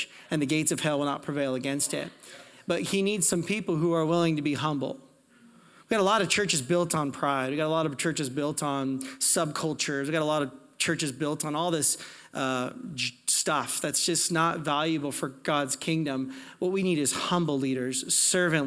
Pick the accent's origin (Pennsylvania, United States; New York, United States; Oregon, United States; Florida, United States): Oregon, United States; Portland; now in Calgary, Canada; I'm from Portland, Oregon. I'm American.